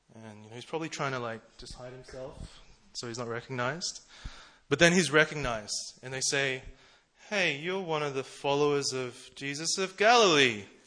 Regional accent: Melbourne, Victoria, Australia; now in Seoul, South Korea; I'm from Melbourne, Australia.

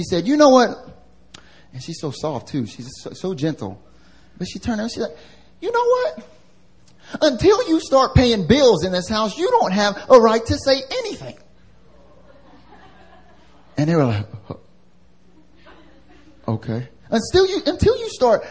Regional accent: North Carolina, United States; now in Seoul, South Korea; I'm from North Carolina. I'm from the South. And back home, I don't know, at least in North Carolina where I grew up

